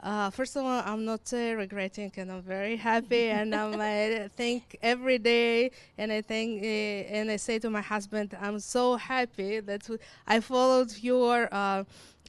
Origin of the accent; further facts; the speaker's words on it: Israel; accent: combination of Hebrew, Russian, and Ukrainian; English is a second language; moved away as an adult; also born or lived in Ukraine; now in Winnipeg, Canada; I was born in Ukraine. And in 1991, my parents made a decision to relocate to Israel. So when I was 9, we moved to Israel and I lived there for 26 years